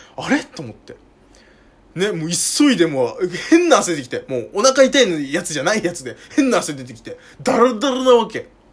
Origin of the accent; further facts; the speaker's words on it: Saitama, Japan; 僕は埼玉の人間なんで